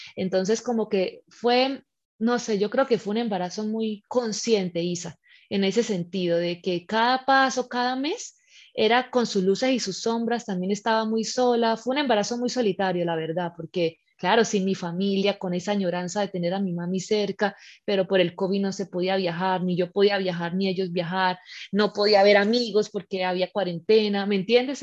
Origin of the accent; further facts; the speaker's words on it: Colombia; moved away as an adult; also born or lived in Spain; now in Malta; yo soy colombiana, pero llevo ya ocho años viviendo fuera de mi país.